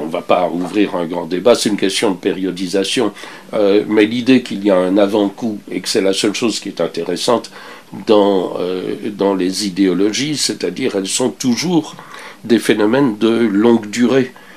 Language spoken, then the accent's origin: French; Belgium; moved away as an adult; now in Canada; j'ai quitté la Belgique un peu comme enfin, je, l'ai quitté sans vouloir me retourner en arrière. Euh, je n'attendais rien. Je suis arrivé. Euh, je suis arrivé au Canada